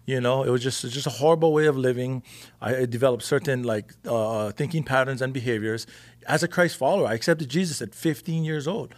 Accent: Big Island, Hawaii, United States; moved away as an adult; now in California, United States; I'm from the Big Island

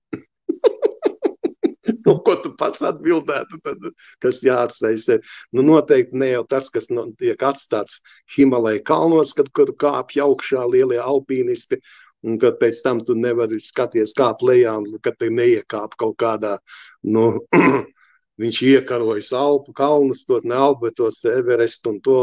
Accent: Riga, Latvia; es esmu dzimis un audzis ostā, Andreja ostā, pie lieliem kuģiem

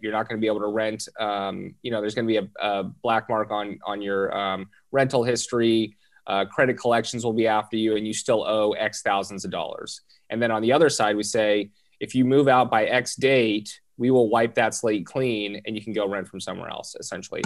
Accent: Southern California, United States; born and raised in Southern California

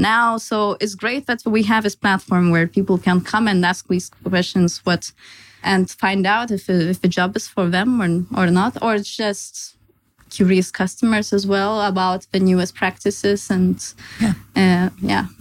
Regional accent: Lithuania; moved away as an adult; also born or lived in Denmark; now in Copenhagen, Denmark; I'm originally Lithuanian, and I moved to Denmark five years ago for my studies

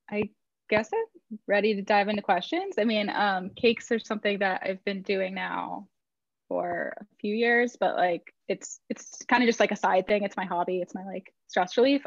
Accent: Northern Virginia, United States; now in Brooklyn, United States; I live in Brooklyn, but I grew up in Northern Virginia, like just outside of Washington, D.C.

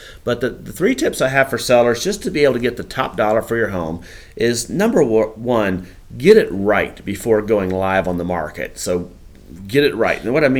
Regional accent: Campbell County, Virginia, United States; also born or lived in Waynesboro, Virginia; I grew up in Campbell County. I was born actually in Waynesboro and moved down to my family moved when I was 5 years old to Campbell County. I grew up on a dairy farm.

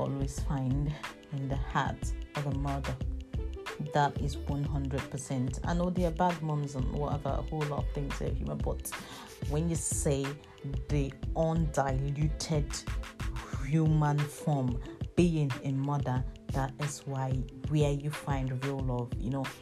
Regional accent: Nigeria; now in United Kingdom; I remember being Nigerian, and then back in the days, and when I was in my country, there were very few white people in my country

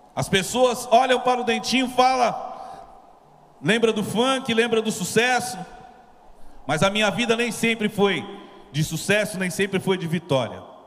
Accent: São Paulo, Brazil; Artista que veio da periferia, eu vim lá de Guaianazes, lá da Coab Juscelino

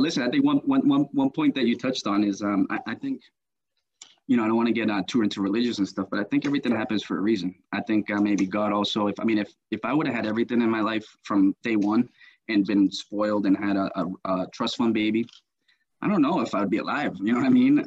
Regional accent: United States; also born or lived in Colombia; I was born here in the United States

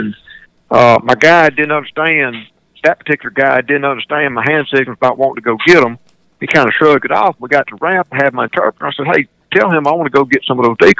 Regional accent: Greenwood, Mississippi, United States; one of my hometowns, Greenwood, Mississippi

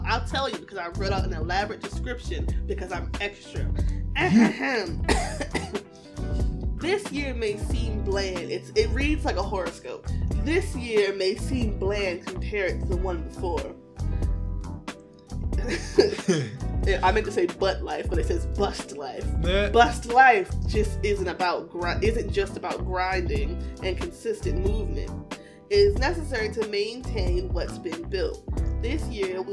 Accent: Virginia, United States; now in Maryland, United States; I'm from Virginia and I currently live in Maryland

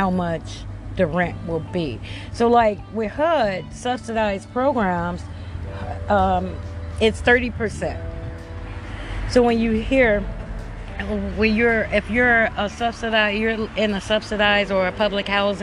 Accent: Chicago, Illinois, United States; I'm from Chicago.

